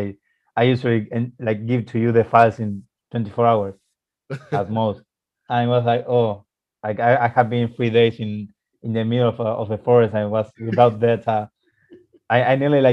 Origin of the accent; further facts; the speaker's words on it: Argentina; moved away as an adult; in my city, in my hometown city. So I have or used to have an agency in Argentina